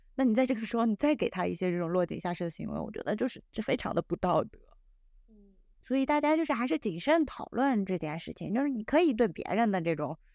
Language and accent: Chinese; China; 我们中国人相对来说，其实表达还是比较含蓄的